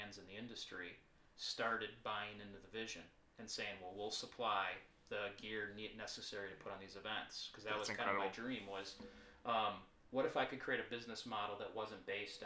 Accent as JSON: {"language": "English", "town": "Bloomingdale", "region": "Illinois", "country": "United States", "said": "I'm a boy from Bloomingdale"}